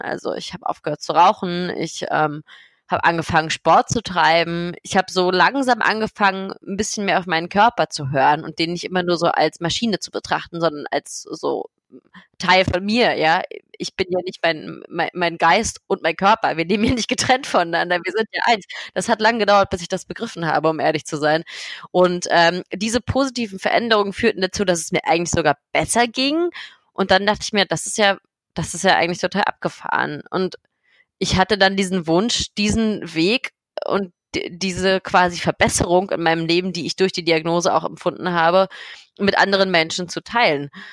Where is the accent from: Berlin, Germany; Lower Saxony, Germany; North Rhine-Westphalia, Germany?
Berlin, Germany; ich komme aus Berlin, ich bin 29 Jahre alt